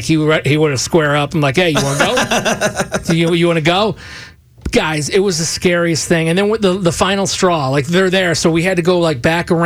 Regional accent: Michigan, United States; moved away; my home is a cold spot. I'm from Michigan originally

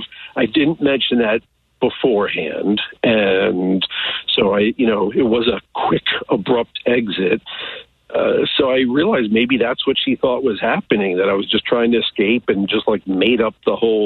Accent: United States; Just outside Kansas City.

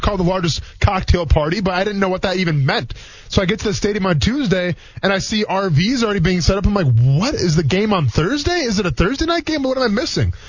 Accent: Wisconsin, United States; moved away as an adult; also born or lived in Murray State (Kentucky); now in Jacksonville, United States; I'm coming from Wisconsin

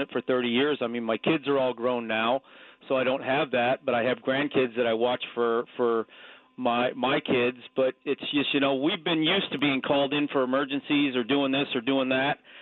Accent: Midwest, United States; I grew up in the Midwest

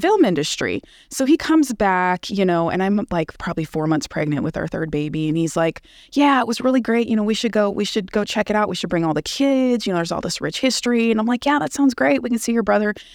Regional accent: Bay Area, California, United States; moved away as an adult; also born or lived in Los Angeles, California; now in Tulsa, United States; I'm from California. I'm from the Bay Area, and I lived in L A for three years before I came here

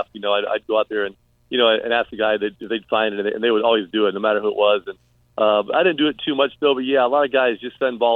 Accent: Tampa, Florida, United States; I'm from Tampa here

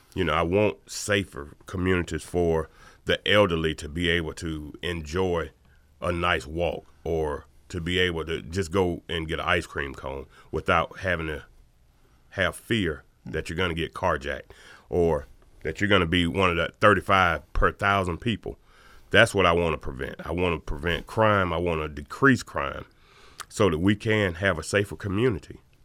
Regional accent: Athens, Georgia, United States; this is my hometown

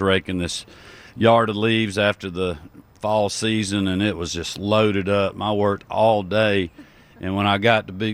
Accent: Georgia, United States; like most Georgians

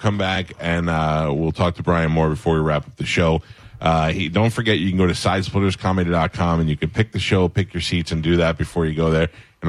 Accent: New York, United States; growing up in New York before Fox had Channel 5.

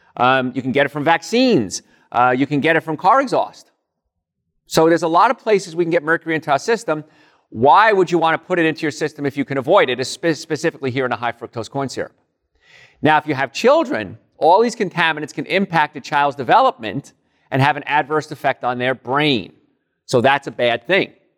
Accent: Hoboken, New Jersey, United States; moved away; Hoboken, New Jersey originally

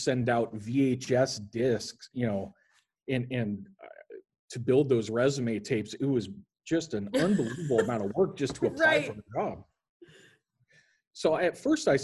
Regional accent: Lincoln, Nebraska, United States; moved away as an adult; also born or lived in Starkville, Mississippi / Meridian, Mississippi / Kansas City; I grew up in Lincoln, Nebraska

